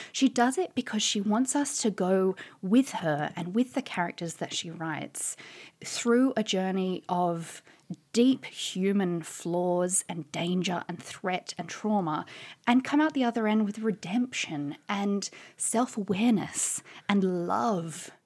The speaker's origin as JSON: {"language": "English", "country": "Australia", "moved": "as an adult", "lives_now": "London, United Kingdom", "said": "as you can probably tell from my voice, I'm originally an Australian. But I've been living in London, uh, for about seven years"}